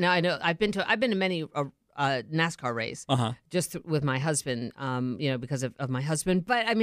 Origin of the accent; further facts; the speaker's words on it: Baltimore, Maryland, United States; moved away; I grew up in Baltimore